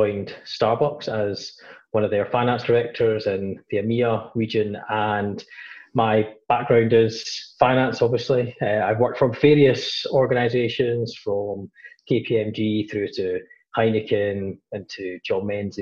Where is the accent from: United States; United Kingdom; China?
United Kingdom; Glasgow, Scotland; I grew up in, relatively working class family in Glasgow, up in Scotland, I spent most of my life up there.